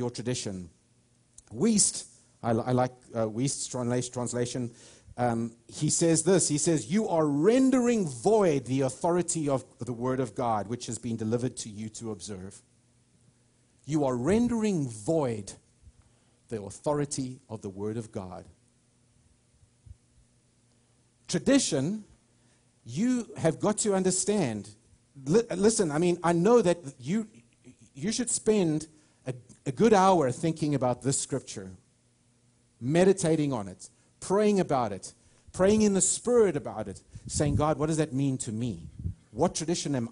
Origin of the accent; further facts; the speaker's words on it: United States; I'm an American. I love this nation